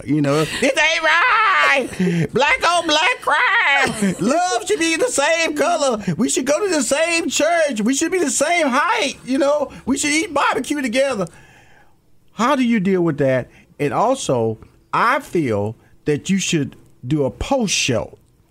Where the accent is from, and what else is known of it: Houston, Texas, United States